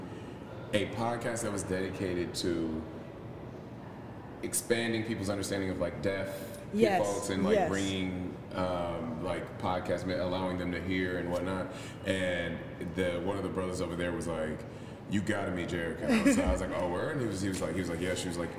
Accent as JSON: {"language": "English", "region": "Tennessee", "country": "United States", "lives_now": "Tampa, United States", "said": "No, so I'm originally from Tennessee. I'm a Southern boy."}